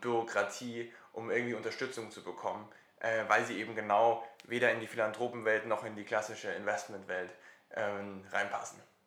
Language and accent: German; Germany; bei uns in Deutschland